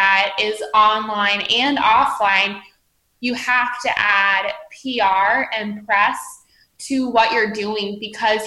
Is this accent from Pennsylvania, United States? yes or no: no; Columbus, Ohio, United States; I grew up in the Midwest in Columbus, Ohio